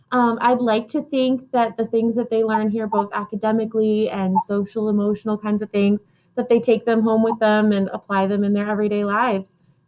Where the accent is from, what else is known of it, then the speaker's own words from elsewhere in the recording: Dubai, United Arab Emirates; I grew up in Dubai, which is in the United Arab Emirates.